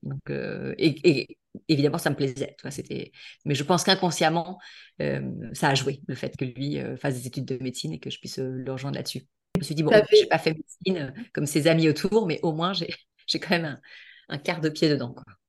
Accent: La Baule, Pays de la Loire, France; now in Toulon, France; je suis originaire de, de La Baule, à côté de Nantes, donc euh, plus la Bretagne

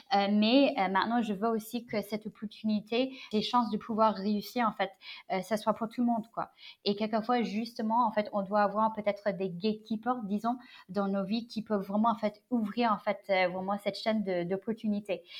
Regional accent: United States; French is a second language; moved away as an adult; also born or lived in China; now in Paris, France; je suis née en Chine, j'ai grandi aux États-Unis.

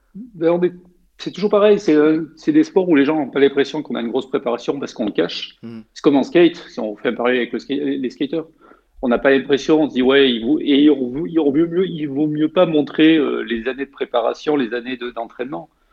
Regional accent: Savines-le-Lac, Provence-Alpes-Côte d'Azur, France; moved away as an adult; also born or lived in Haute-Savoie; j'ai grandi dans les Hautes-Alpes

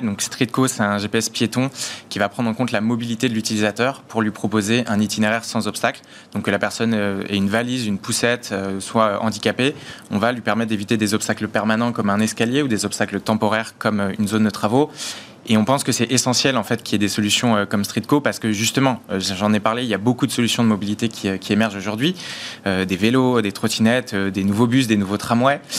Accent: Paris, Île-de-France, France; je suis parisien euh, depuis que je suis petit

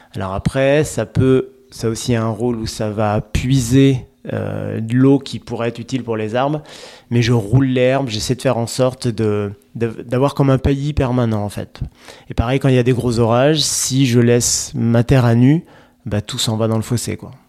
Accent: Charente-Maritime, Nouvelle-Aquitaine, France; je suis originaire de Charente-Maritime

